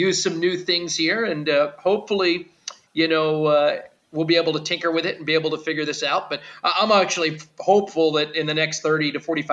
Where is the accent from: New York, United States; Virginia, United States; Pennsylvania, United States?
Pennsylvania, United States; Pittsburgh; also born or lived in North Carolina / Tennessee / New Orleans, Louisiana; now in Wichita, United States; I'm from Pittsburgh, Pennsylvania